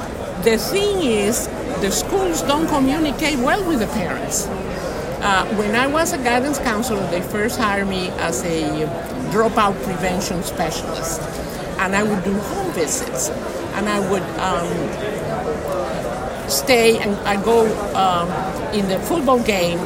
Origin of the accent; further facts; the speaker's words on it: Washington, District of Columbia, United States; also born or lived in Cuba; I'm from D.C.